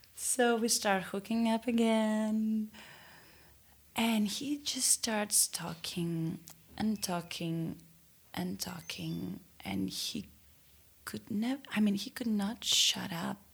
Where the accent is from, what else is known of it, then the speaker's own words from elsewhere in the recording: Athens, Attica, Greece; I'm from Athens